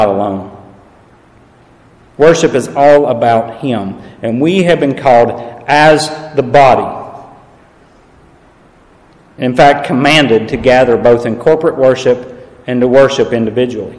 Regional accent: East Tennessee, United States; accent: southern drawl; now in Illinois, United States; I am originally from East Tennessee

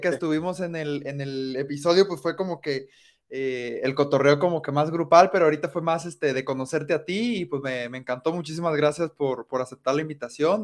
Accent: Colima, Mexico; now in Guadalajara, Mexico; crecí este, eh, ahí en Colima

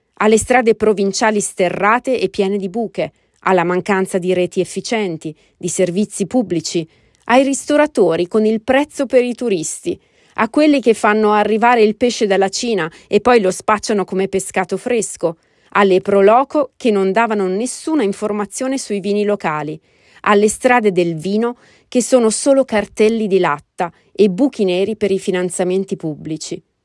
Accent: Italy; moved away as an adult; now in United States; il mio paese d'origine

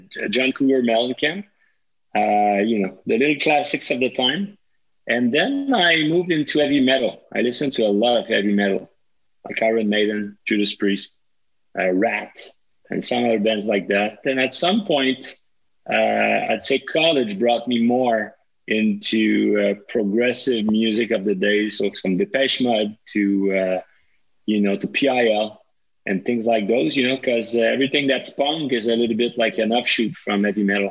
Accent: Montreal, Quebec, Canada; also born or lived in Laval; I was originally born and raised in Montreal till age 5. And then my parent moved to Laval and I kept going at school in Montreal

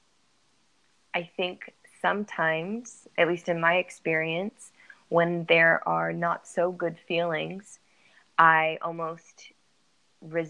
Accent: San Diego, California, United States; I'm from San Diego, California.

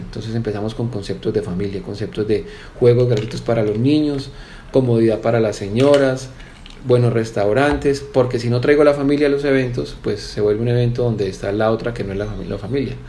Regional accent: Cali, Valle del Cauca, Colombia; also born or lived in Medellín, Colombia / England; yo estudié en Cali. yo nací en Medellín, mi familia es de Medellín. A la edad de los 14 años me fui a estudiar Inglaterra

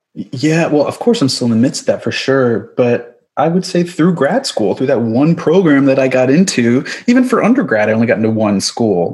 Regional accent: suburb of New York City, United States; also born or lived in Manhattan, New York; I grew up in the suburb of New York City. My, I was born in Manhattan

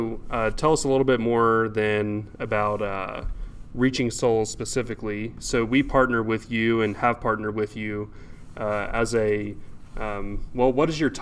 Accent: Amarillo, Texas, United States; I grew up in Amarillo

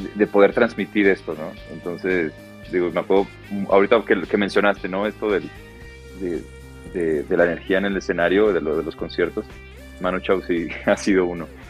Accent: Guadalajara, Jalisco, Mexico; now in Mexico City, Mexico; los dos somos de Guadalajara

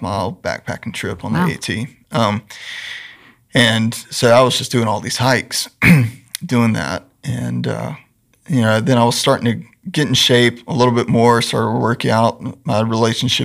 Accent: Randleman, North Carolina, United States; I grew up in Greensboro, a little town south of Greensboro called Randleman

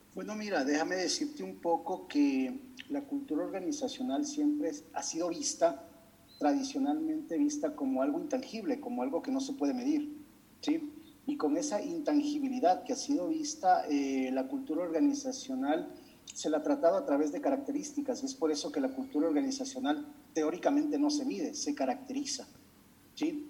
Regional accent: Ecuador; en mi país, en Ecuador

